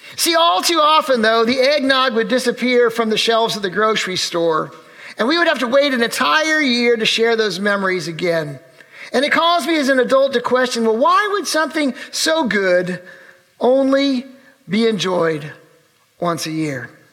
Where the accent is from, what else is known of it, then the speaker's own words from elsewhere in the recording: Urbana, Illinois, United States; the church where I grew up in Urbana, Illinois